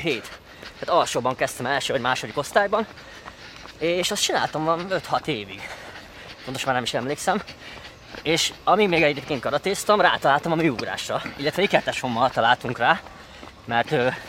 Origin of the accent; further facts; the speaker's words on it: Hungary; also born or lived in United States; nekem ilyen közép-kelet-európai vagy magyar fejjel teljesen más kultúrában nevelkedtem, mint az amerikaiak